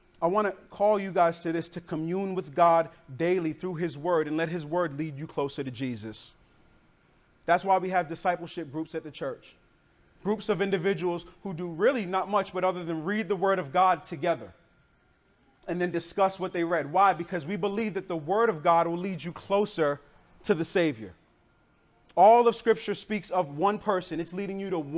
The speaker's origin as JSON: {"language": "English", "town": "Boston", "region": "Massachusetts", "country": "United States", "tie": "born or raised there", "moved": "yes", "said": "I grew up in Boston, Massachusetts"}